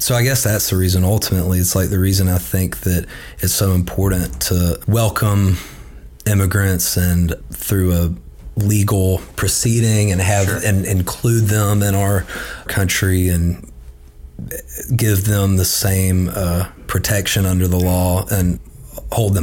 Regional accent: Birmingham, Alabama, United States; growing up in Birmingham

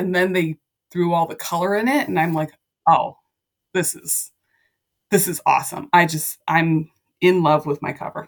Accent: Ohio, United States; moved away; I went back to my hometown in Ohio

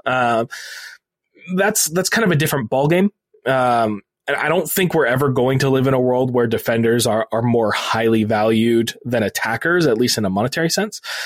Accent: United States; I, as an American

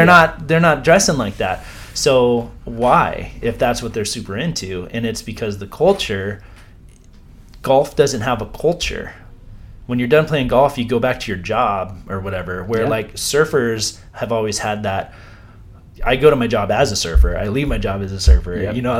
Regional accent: Los Angeles, California, United States; I was born in Los Angeles, and grew up right around the corner from Glenn Kennedy's surf shop in San Fernando Valley in Woodland Hills.

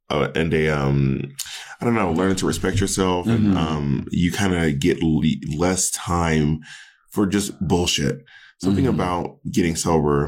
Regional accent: Columbus, Georgia, United States; now in Los Angeles, United States; I grew up in Columbus, Georgia

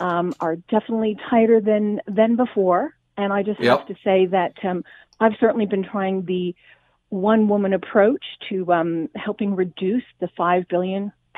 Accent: Australia; And despite my accent, I'm originally from Australia

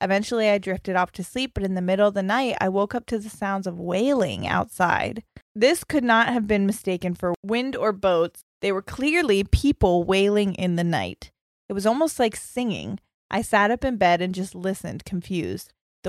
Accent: Western Australia, Australia; I'm from Western Australia, and I'm Indigenous.

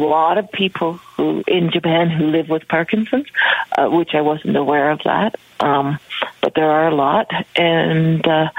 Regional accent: Canada; know I'm from Canada.

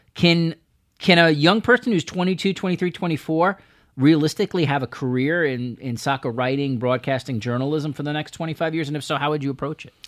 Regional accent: United States; As an American

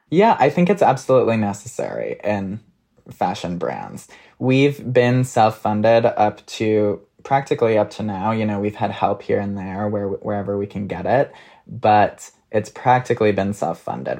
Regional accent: Minnesota, United States; now in New York, United States; I'm from Minnesota

